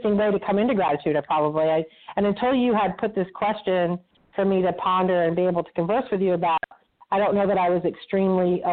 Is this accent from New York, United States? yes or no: no; Vermont, United States; I grew up in Vermont